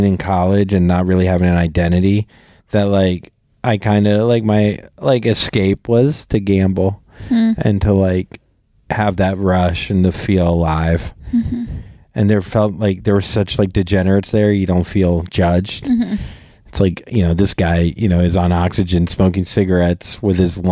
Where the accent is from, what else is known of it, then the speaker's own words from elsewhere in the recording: Vero Beach, Florida, United States; moved away; my hometown